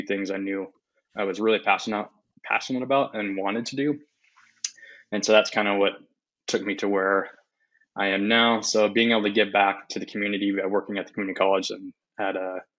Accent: Spokane, Washington, United States; also born or lived in Eugene, Oregon; live in Spokane, basically born and raised in Spokane.

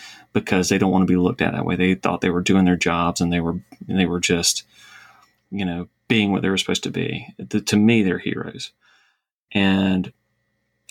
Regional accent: Savannah, Georgia, United States; I'm from Savannah, live in Savannah

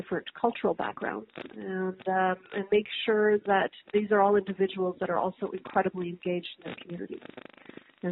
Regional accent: Montreal, Quebec, Canada; I absolutely consider myself a Canadian first, and a Quebecer, and of course a Montrealer as well.

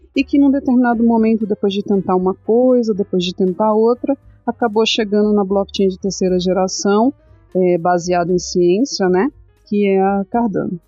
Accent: São Paulo, Brazil; eu sou paulista, sou da capital de São Paulo, vim das bordas, das periferias, né? É, nunca morei na favela, mas eu sei toda a aflição que as pessoas passam na periferia. Sempre morei em periferia

